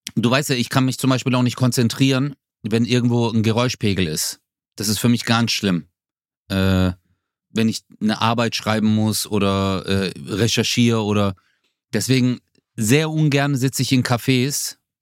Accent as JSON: {"language": "German", "area": "Swabia", "region": "Baden-Württemberg", "country": "Germany", "said": "Ich komme aus dem Schwabeländle."}